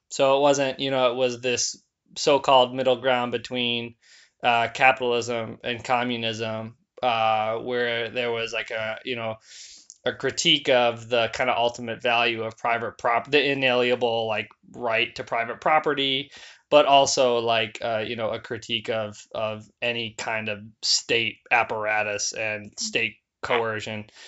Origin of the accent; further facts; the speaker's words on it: Wisconsin, United States; moved away as an adult; now in Minneapolis, United States; my hometown in, uh, Wisconsin